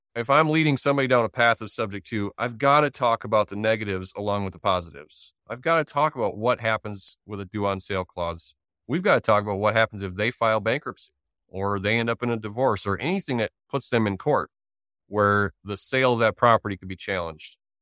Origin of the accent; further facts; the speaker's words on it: Wisconsin, United States; I'm from Wisconsin